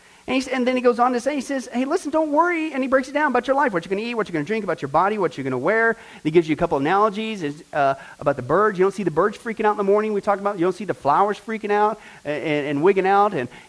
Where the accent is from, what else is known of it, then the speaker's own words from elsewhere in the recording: Ireland; Well, I'm Irish. We always worry.